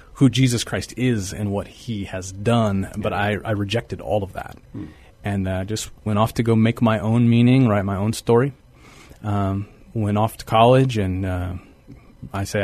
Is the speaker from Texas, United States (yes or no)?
yes; Texas, United States; also born or lived in San Marcos, Texas; now in San Antonio, United States; I grew up in Texas, and San Antonio was a place that we visited a lot, and now I get to live here